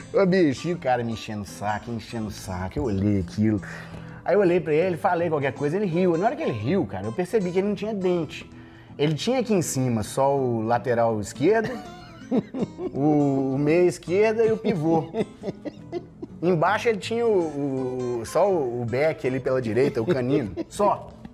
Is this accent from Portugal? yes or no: no; Viçosa, Brazil; Viçosa, minha terra natal